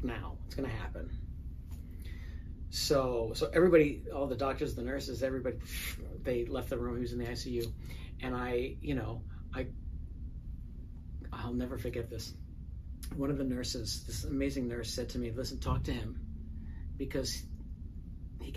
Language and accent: English; New York City, New York, United States; moved away as an adult; now in Los Angeles, United States; I grew up in the Bronx and as a gay kid in the Bronx